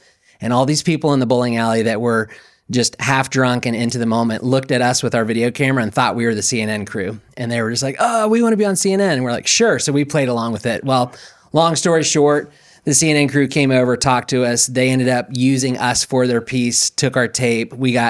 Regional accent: Atlanta, Georgia, United States; My family and I moved here about 8 years ago. Born and raised in the Atlanta, Georgia area, and spent pretty much my entire life there

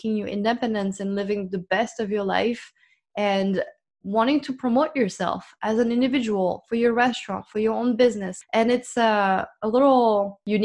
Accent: France; moved away as an adult; also born or lived in United States; I was born in France and I was raised in France

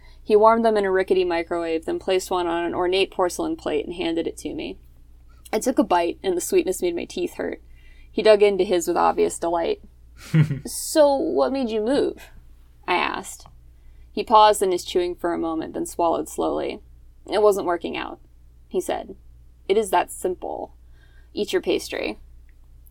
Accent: Philadelphia, Pennsylvania, United States; we're both from Philly

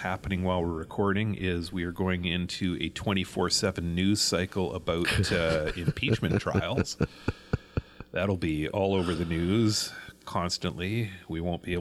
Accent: Canada; being a Canadian

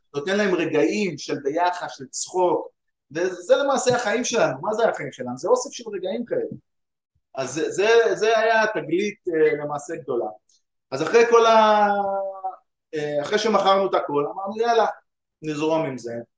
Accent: Ramla, Central District, Israel; now in United States; אני גדלתי ברמלה

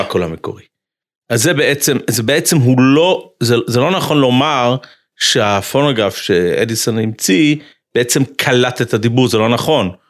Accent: United States; moved away; אני גדלתי בחצר של ריז'ן, של קפיצ'ניץ בארצות הברית

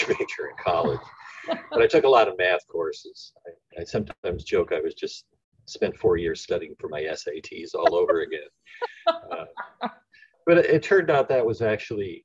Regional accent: Ohio, United States; moved away; also born or lived in West Coast; I was born in the Rust Belt in Ohio, and then relocated to the West Coast

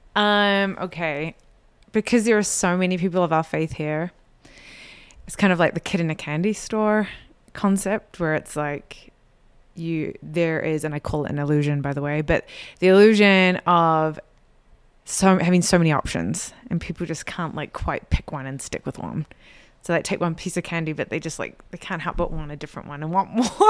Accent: New Zealand; moved away as an adult; now in Utah, United States; I was born here in Utah, but I was raised in New Zealand, and so I grew up in an L D S community that was quite a bit different from here in Utah

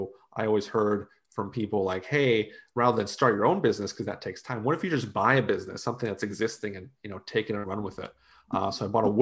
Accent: United States; also born or lived in Utah; now in Gainesville, United States; family and heritage is from Slovakia, so Eastern Europe. I was born here.

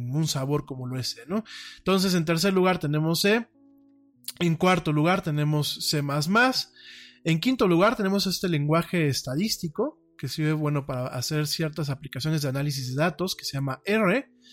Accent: Mexico; mi país

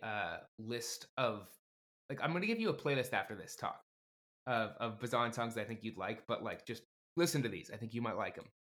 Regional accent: Livermore, California, United States; my hometown of Livermore, California

